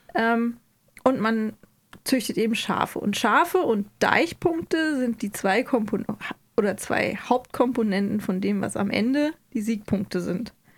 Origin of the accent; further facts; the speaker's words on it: Hesse, Germany; Ich bin ja auch Hesse